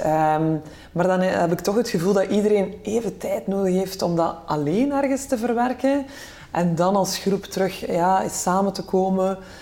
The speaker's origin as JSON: {"language": "Dutch", "country": "Belgium", "said": "wij als Belgen"}